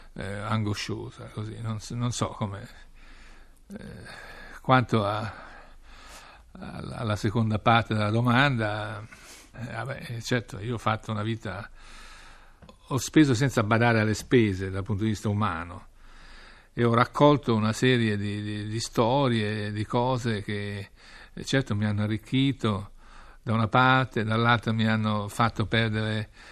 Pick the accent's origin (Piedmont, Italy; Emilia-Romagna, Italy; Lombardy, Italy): Piedmont, Italy; moved away as an adult; also born or lived in Rome / Washington / Moscow / Beijing; sono un piemontese nato fra eh, le colline e le vigne che producono Barbera